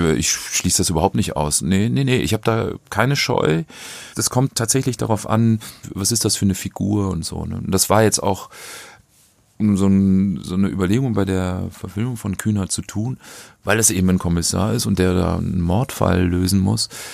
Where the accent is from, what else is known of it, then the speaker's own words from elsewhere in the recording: North Rhine-Westphalia, Germany; von der kleinen Gemeinde, wo ich groß geworden bin